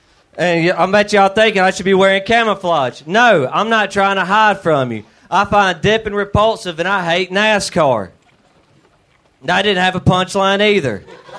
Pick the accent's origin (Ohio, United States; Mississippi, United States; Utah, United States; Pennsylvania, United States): Mississippi, United States; I am from Mississippi.